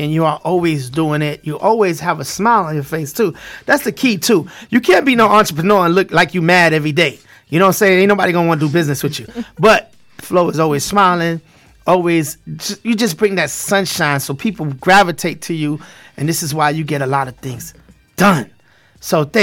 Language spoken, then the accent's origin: English; New York City, New York, United States; accent: Brooklyn; You know, I'm from Brooklyn